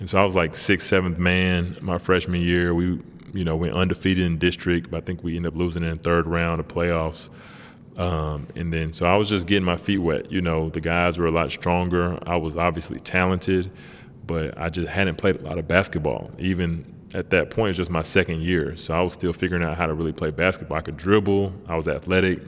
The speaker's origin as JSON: {"language": "English", "town": "Tyler", "region": "Texas", "country": "United States", "tie": "born or raised there", "also_born_or_lived": "San Jose, California / Cincinnati", "moved": "as an adult", "said": "I moved to Tyler when I was like a year old"}